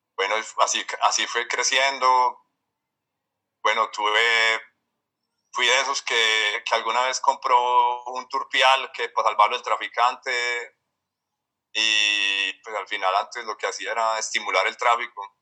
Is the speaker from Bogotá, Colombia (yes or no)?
no; Medellín, Antioquia, Colombia; yo nací en Medellín, eh, ya tengo 43 años. Eh, crecí pues como una familia de clase media, pues aquí paisa